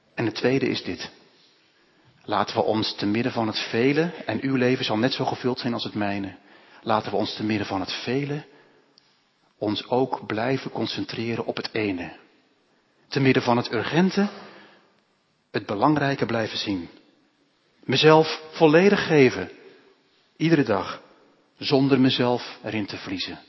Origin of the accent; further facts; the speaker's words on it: Netherlands; also born or lived in Lebanon; wij als Hollanders